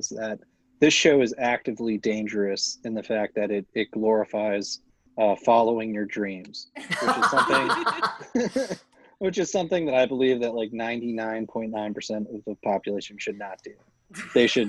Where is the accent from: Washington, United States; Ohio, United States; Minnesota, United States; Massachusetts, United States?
Massachusetts, United States; Boston; as a Bostonian